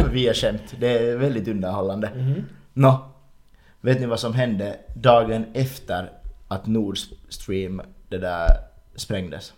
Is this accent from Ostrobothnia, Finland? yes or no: no; Ingå, Uusimaa, Finland; Hemma så har vi liksom hemma i Ingo